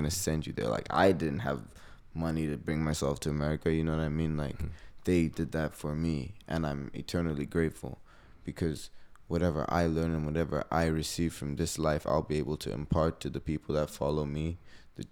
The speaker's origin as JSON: {"language": "English", "region": "Harare", "country": "Zimbabwe", "tie": "born or raised there", "moved": "as an adult", "lives_now": "United States", "said": "So I'm from Zimbabwe, Harare, Zimbabwe. That's in Africa, for people that don't know. It's in the southern hemisphere of Africa. Mm-hmm. Born and raised out there"}